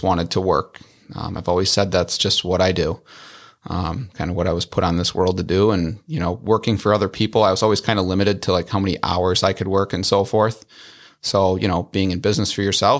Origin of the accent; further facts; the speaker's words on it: Wadsworth, New York, United States; I grew up in Wadsworth, which is in the town of York